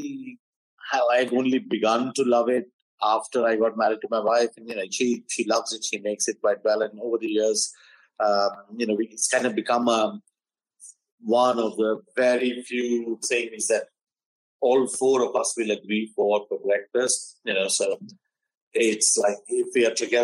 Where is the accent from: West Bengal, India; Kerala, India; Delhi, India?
West Bengal, India; moved away as an adult; I didn't grow up in Bangladesh. I grew up in West Bengal.